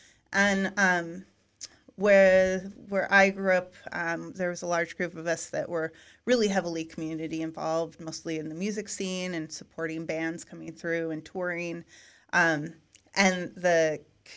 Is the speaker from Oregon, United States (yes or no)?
yes; Eugene, Oregon, United States; where I grew up in Eugene, in Oregon, it's a college town